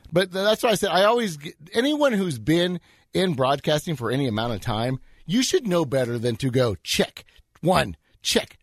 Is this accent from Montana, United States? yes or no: no; Edmond, Oklahoma, United States; I'm an Edmondite